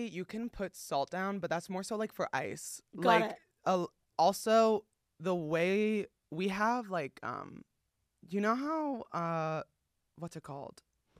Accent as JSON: {"language": "English", "region": "East Coast", "country": "United States", "tie": "born or raised there", "moved": "yes", "lives_now": "Los Angeles, United States", "said": "It's not just that, but like I grew up again on the East Coast."}